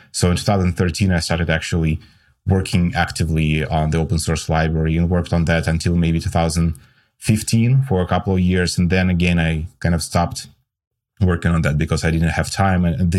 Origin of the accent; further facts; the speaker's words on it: Russia; moved away as an adult; now in United States; I came from Russia to the States 6 years ago.